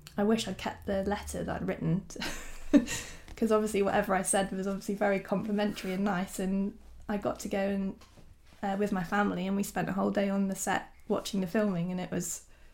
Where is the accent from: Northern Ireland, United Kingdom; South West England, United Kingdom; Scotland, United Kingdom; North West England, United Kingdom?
South West England, United Kingdom; South Devon; I grew up in South Devon, close to Dartmoor